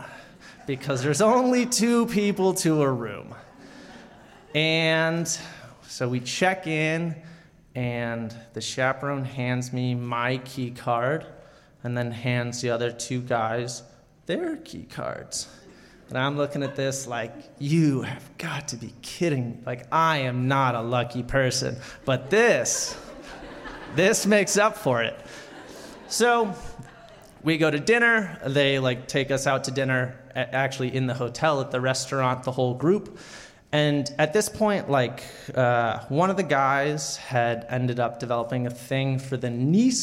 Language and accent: English; South Carolina, United States; moved away; I grew up in a small town in South Carolina